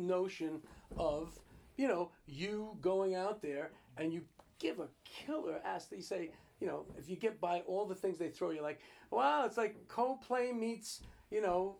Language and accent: English; Garfield, New Jersey, United States; Yeah, New Jersey.